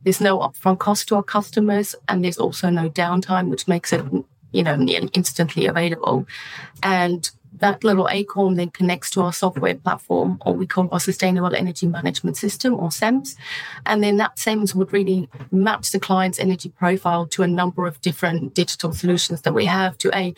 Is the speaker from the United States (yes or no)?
no; United Kingdom; it can help my home country and, you know, develop solutions in the UK and in Europe